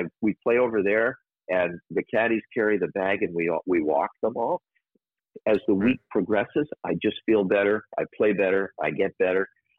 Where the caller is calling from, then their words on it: Aruba; I'm calling you from Aruba, as a matter of fact.